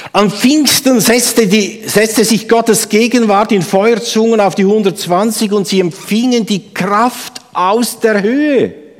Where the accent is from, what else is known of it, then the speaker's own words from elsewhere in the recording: Obwalden, Switzerland; moved away; im Kanton Obwalden, wo ich herkomme